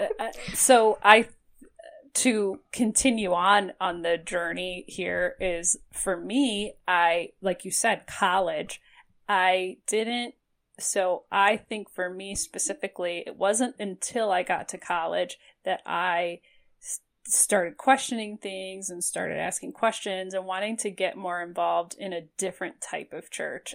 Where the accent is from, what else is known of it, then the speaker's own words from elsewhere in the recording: Toledo, Ohio, United States; now in Cleveland, United States; I grew up in Toledo